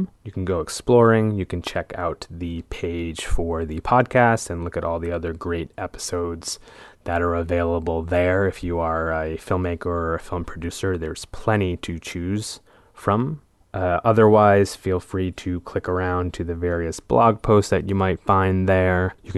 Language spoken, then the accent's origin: English; Cranston, Rhode Island, United States; moved away; my home state of Rhode Island, out of our hometown of Cranston